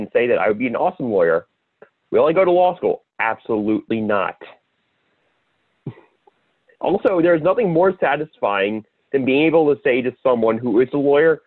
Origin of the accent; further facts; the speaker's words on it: Long Island, New York, United States; I grew up on Long Island